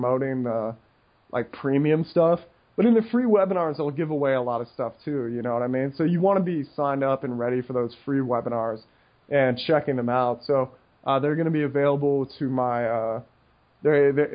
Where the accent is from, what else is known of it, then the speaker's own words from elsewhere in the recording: United States; as an American